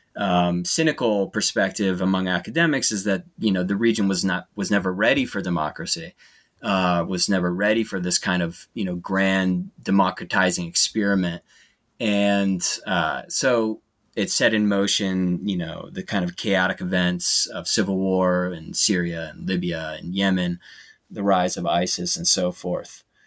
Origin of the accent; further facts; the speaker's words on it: United States; as an American